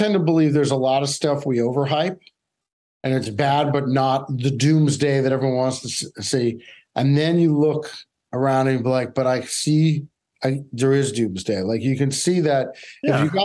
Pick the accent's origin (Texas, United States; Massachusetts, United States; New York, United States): New York, United States; New York City; I grew up in New York City in the 70s and 80s